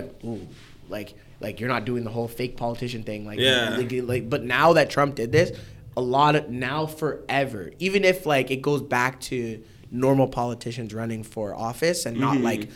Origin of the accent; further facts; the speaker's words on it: Canada; I'm from Canada